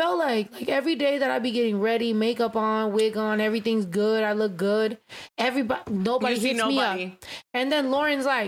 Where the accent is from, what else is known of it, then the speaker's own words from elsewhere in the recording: Mexico; first language Spanish; English is a second language; a Spanish little Mexican kid